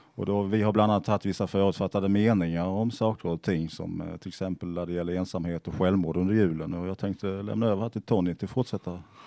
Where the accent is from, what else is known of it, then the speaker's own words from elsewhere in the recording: Sweden; Jag växte upp i södra Småland